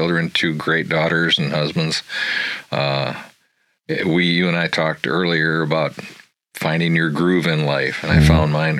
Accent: Saginaw, Michigan, United States; also born or lived in Cadillac, Michigan; I was born in Saginaw and lived there till I was about 15, 16 years old.

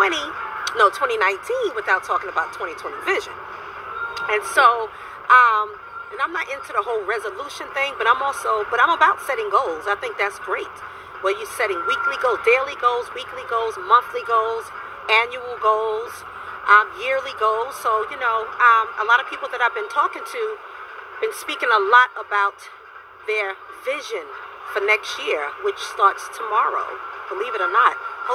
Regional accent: Virginia, United States; I'm from Virginia.

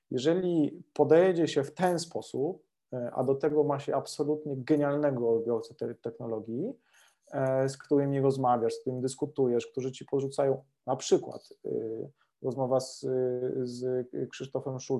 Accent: Lesser Poland, Poland; Jeszcze jak jesteśmy z Małopolski, to, to, to, to, to się, no, no nie dało się inaczej

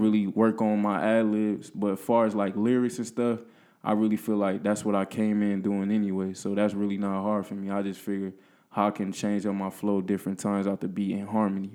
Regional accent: Peoria, Illinois, United States; I'm from Peoria. Went to high school at Central

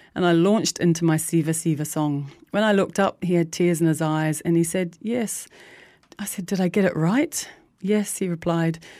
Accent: New Zealand; I grew up in New Zealand in the early seventies with divorcing parents

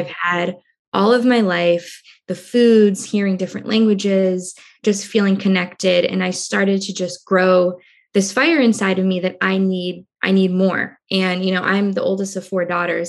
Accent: Cambridge, Massachusetts, United States; I was born in Cambridge, Massachusetts, which is a small town right outside of Boston

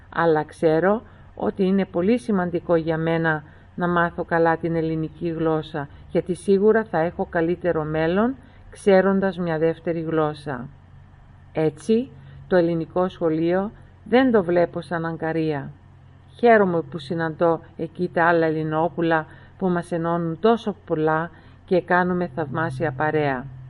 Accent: Melbourne, Victoria, Australia; Όλοι οι υπόλοιποι γεννηθήκαμε στην Αυστραλία, στη Μελβούρνη

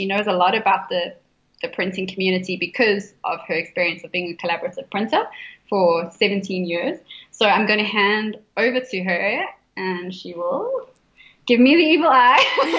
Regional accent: South Africa; I would say it's a really important part of South Africa and being a South African. I think we are a very creative nation.

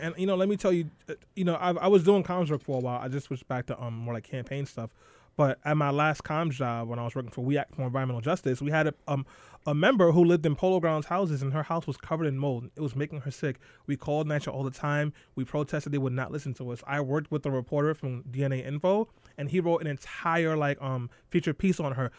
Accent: Brooklyn, New York, United States; I'm from Eastern Europe, Brooklyn

